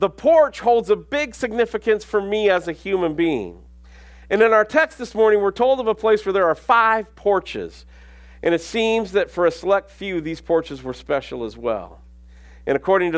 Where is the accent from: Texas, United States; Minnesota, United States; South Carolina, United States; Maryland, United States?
Minnesota, United States; also born or lived in Alabama; now in Abilene, United States; I grew up in Minnesota